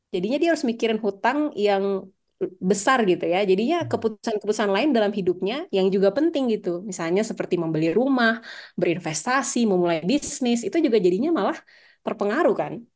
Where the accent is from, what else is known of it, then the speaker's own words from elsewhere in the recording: Gorontalo, Indonesia; di Gorontalo di daerah saya